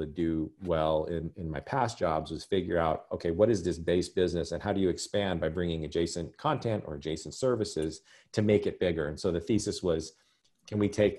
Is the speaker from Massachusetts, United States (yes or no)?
no; Albuquerque, New Mexico, United States; I was born and raised in Albuquerque, New Mexico, spent all my life there.